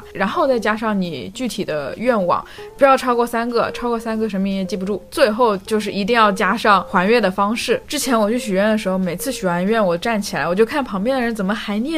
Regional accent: Fujian, China; 我就是福建人嘛。

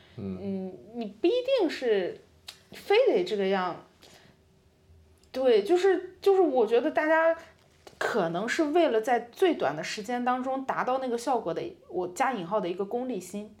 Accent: Qingdao, Shandong, China; moved away as an adult; also born or lived in Italy; now in Milan, Italy; 可能回我的家乡青岛

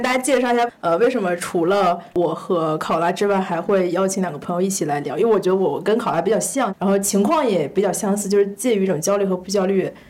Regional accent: northern China, China; 我是一个北方人

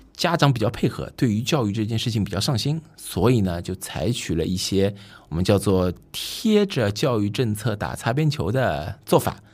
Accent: Shanghai, China; 我们上海人叫做上车盘

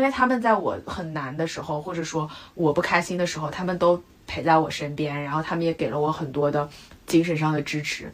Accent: China; moved away as an adult; now in United Kingdom; 我们中国人

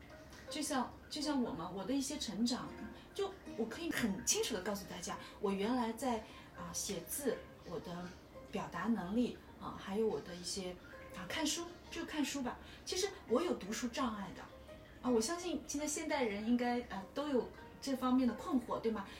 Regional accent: China; 我就希望我们作为一个中国人啊，我就想跟大家说一下，我们作为中国人，你下辈子还会做中国人吗？

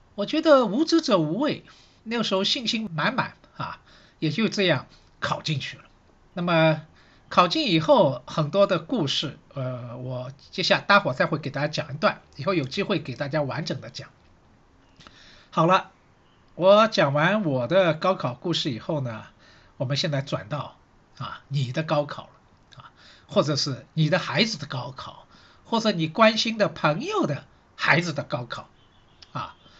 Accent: Shanghai, China; 我是上海人，所以呢，对城市这一块呢，好像也特别有感觉

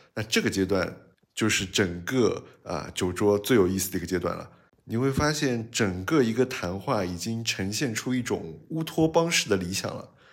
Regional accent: China; 我们中国人还是一个比较含蓄

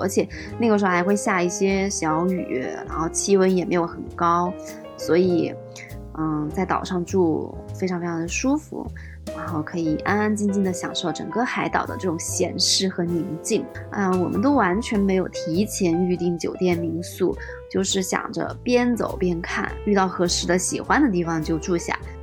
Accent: Fujian, China; now in Beijing, China; 我是福建人，然后我主要这段时间都是在厦门、漳州，呃，福州这几个，这，这几个地方待着

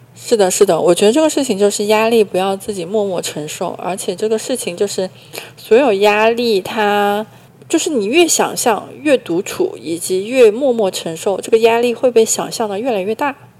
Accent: Hunan, China; 我是湖南人

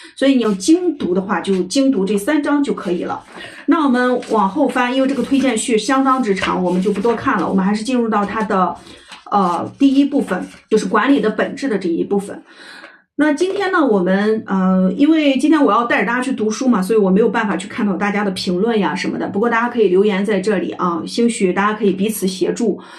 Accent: China; 我们中国人喜欢搞一些家族文化

